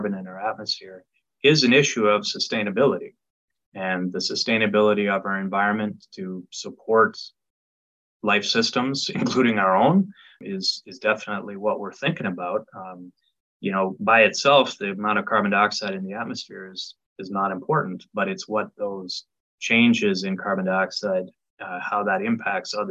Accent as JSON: {"language": "English", "country": "Canada", "tie": "born or raised there", "moved": "yes", "lives_now": "Knoxville, United States", "said": "I come from Canada originally"}